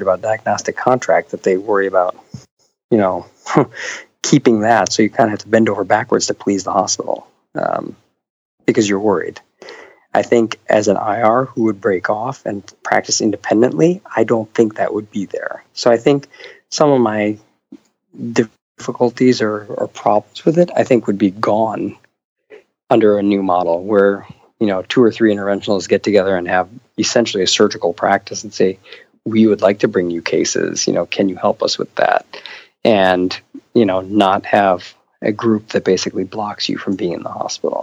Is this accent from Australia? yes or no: no; Buffalo, New York, United States; moved away; also born or lived in Philadelphia / Atlanta; I grew up in Buffalo